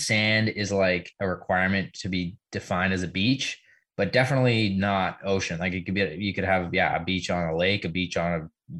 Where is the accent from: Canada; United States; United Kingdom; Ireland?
Canada; we're pretty ignorant here in Canada.